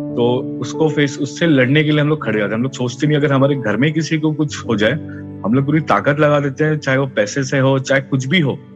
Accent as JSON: {"language": "Hindi", "town": "Mumbai", "region": "Maharashtra", "country": "India", "said": "मैं महाराष्ट्र मुंबई से हूँ और और मेरा बचपन एक बहुत ही कठिन स्थिति से गुजरा है"}